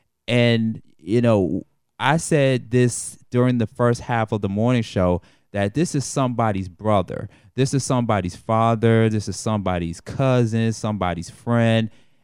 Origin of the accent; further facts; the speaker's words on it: Atlanta, Georgia, United States; I am an 80s baby, but when I grew up in the 80s and the 90s